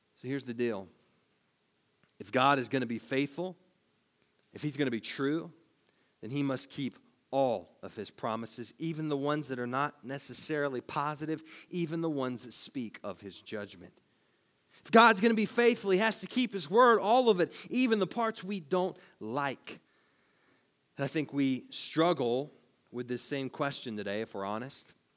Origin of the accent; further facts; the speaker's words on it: Tennessee, United States; we're from Tennessee